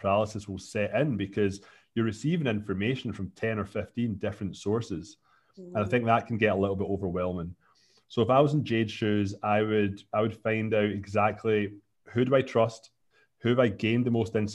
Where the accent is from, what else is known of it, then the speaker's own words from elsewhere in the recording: Scotland, United Kingdom; now in Canada; I'm from Scotland. I'm 36 now, live in Canada.